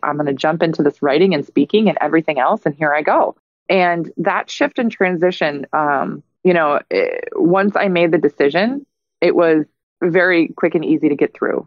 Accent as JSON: {"language": "English", "region": "Minnesota", "country": "United States", "tie": "born or raised there", "moved": "yes", "said": "I'm looking at moving back to my home state of Minnesota"}